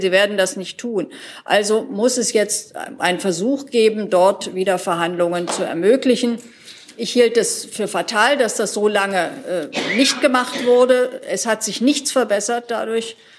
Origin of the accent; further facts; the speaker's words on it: Thuringia, Germany; ich bin zwar gebürtige Thüringerin